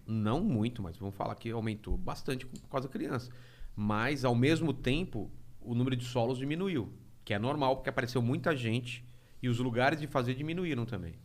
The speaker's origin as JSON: {"language": "Portuguese", "town": "Penápolis", "region": "São Paulo", "country": "Brazil", "moved": "yes", "said": "de Penápolis. Sou de Penápolis."}